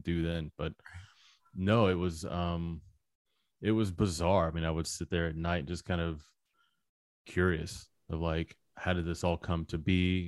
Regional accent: Little Rock, Arkansas, United States; In Arkansas. I'm from Little Rock, Arkansas

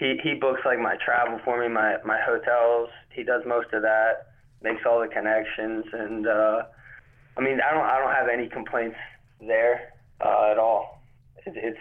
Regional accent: North Carolina, United States; also born or lived in New Jersey; I moved down to North Carolina before I was even a year old.

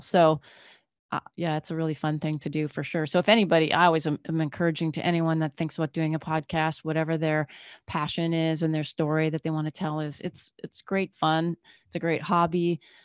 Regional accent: Northern Canada, Canada; moved away as an adult; now in United States; we grew up in Canada. I grew up in Northern Canada.

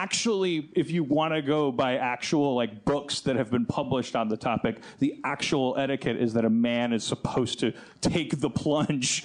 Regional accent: United States; I'm American

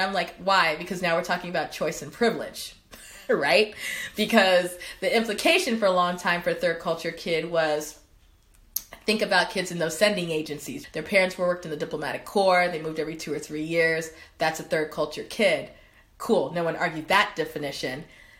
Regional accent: Cameroon; And those are the things that reminded me of growing up in Cameroon, to be honest.

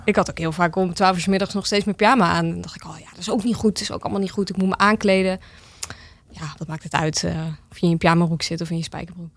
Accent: Almere, Flevoland, Netherlands; also born or lived in Amsterdam; now in Zaandam, Netherlands; Ik ben opgegroeid in Almere

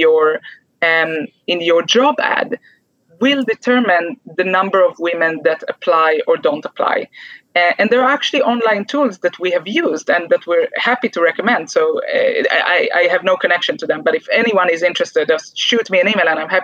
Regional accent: Israel; moved away; from my home country, from Israel

